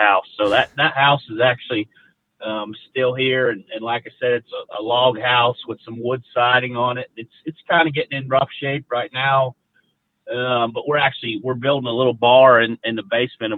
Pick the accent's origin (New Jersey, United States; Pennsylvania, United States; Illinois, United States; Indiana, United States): Pennsylvania, United States; Mount Pleasant; I grew up in Mount Pleasant, Pennsylvania, which is kind of like the southwest corner of the state